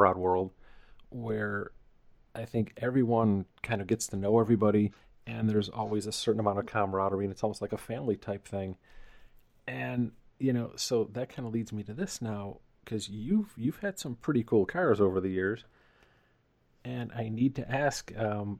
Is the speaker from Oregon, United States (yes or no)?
no; Buffalo, New York, United States; moved away as an adult; now in California, United States; I grew up in Buffalo, New York